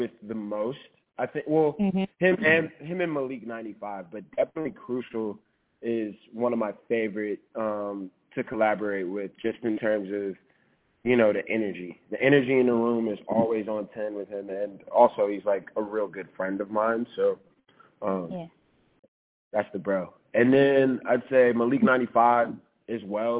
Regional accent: New Orleans, Louisiana, United States; I'm from New Orleans

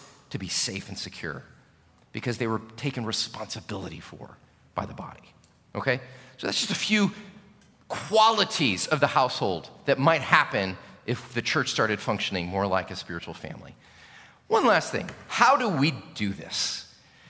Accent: United States; as an American pastor.

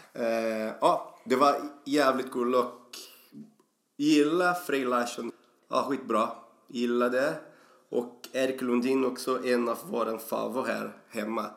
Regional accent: Brazil; Swedish is a second language; moved away as an adult; now in Sweden; jag har flyttat hit till Sverige från Brasilien 2004

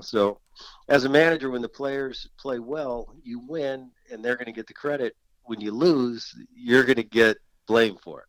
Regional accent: New Jersey, United States; moved away; growing up in Jersey that I still kind of root for the Philly teams

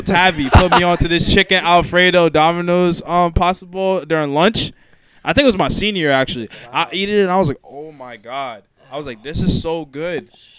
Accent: New London, Connecticut, United States; also born or lived in Groton, Connecticut; I'm from Groton, Connecticut. New London, actually. New London, Connecticut.

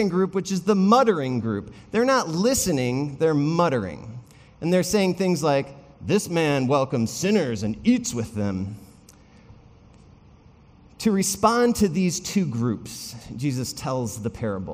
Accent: Wisconsin, United States; I grew up in Wisconsin.

